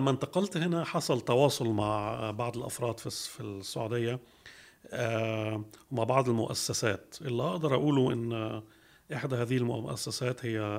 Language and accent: Arabic; Switzerland; also born or lived in Germany; now in Egypt; خلفيتي انا نشات في سويسرا والمانيا والدي كان آه، آه، مهندس معماري درس عماره في مصر في جامعه عين شمس وبعد كده جات له بعثه يدرس آه، في سويسرا في الستينات